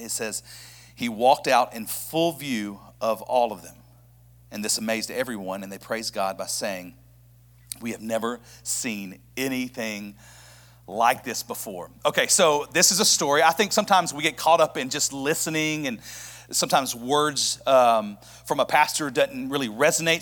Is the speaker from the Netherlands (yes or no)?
no; Birmingham, Alabama, United States; moved away as an adult; now in Knoxville, United States; I'm actually from Birmingham, Alabama